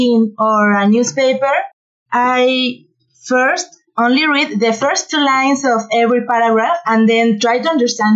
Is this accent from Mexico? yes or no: yes; Mexico; English is a second language; I am from Mexico